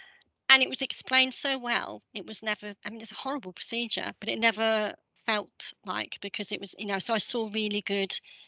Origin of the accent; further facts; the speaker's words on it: Woodbridge, East of England, United Kingdom; moved away; also born or lived in Southend, Essex / Cambridge / Surrey; an Essex girl by birth. I was born in Southend, and I can do the accent when needed. My parents moved to a small town in Suffolk called Woodbridge when I was a baby, so I grew up in Woodbridge.